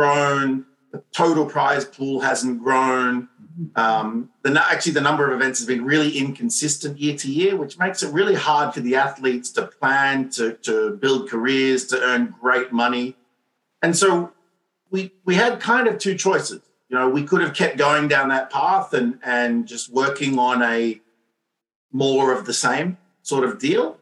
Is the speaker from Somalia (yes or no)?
no; Montreal, Quebec, Canada; I'm from Montreal